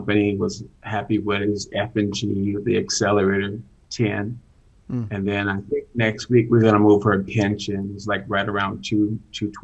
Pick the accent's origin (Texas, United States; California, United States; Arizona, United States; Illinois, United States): Arizona, United States; Phoenix; I'm from Phoenix, Arizona